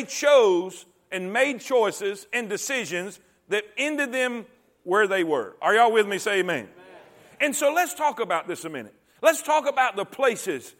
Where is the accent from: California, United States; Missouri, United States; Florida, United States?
Florida, United States; Fort Pierce; moved away as an adult; also born or lived in Stuart, Florida / Okeechobee, Florida / South Carolina / Barnwell, South Carolina; now in Alabama, United States; I grew up in a place called Fort Pierce, Florida, until I graduated high school